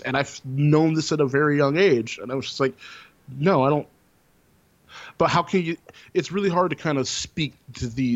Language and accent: English; Texas, United States; growing up in Texas and growing up in the South